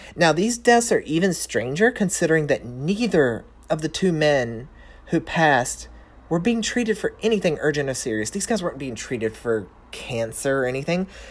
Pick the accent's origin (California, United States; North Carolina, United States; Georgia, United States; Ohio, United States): North Carolina, United States; accent: Southern; moved away as an adult; I'm a Southern Belle. I was born and raised in North Carolina. Uh, lived there for the first twenty-five, twenty-six, twenty-seven ye, ish years of my life